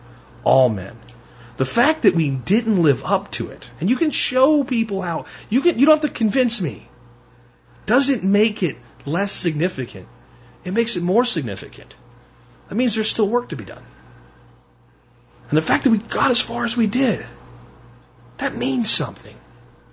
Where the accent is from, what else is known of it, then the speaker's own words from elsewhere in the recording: United States; I am an American.